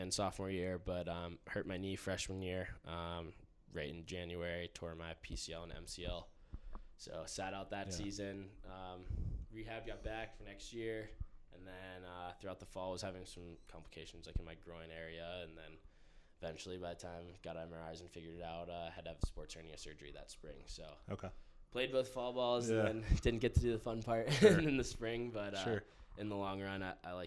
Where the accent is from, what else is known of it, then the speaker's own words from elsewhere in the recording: Pittsburgh, Pennsylvania, United States; moved away as an adult; now in Utah, United States; I'm from Pittsburgh, Pennsylvania